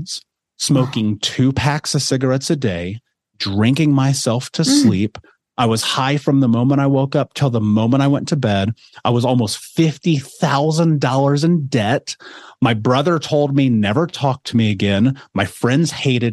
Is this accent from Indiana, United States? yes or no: yes; Indianapolis, Indiana, United States; I grew up in America, in Indianapolis, in an actual city.